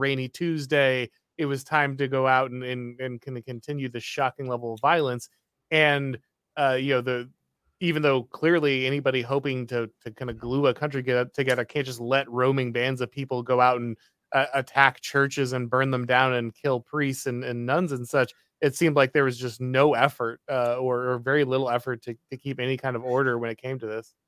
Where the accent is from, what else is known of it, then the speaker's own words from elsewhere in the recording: United States; as an American